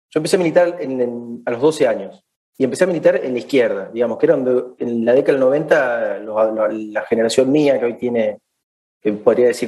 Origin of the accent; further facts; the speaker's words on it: Villa Dolores, Córdoba, Argentina; somos oriundos de Tras la Sierra, de, de, dos pueblitos en realidad venimos. De una parte, nacimos en Villa Dolores, que es donde está el hospital